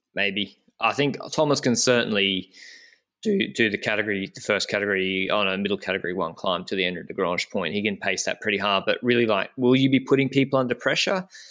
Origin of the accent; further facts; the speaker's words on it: Brisbane, Queensland, Australia; I'm from Australia, from Brisbane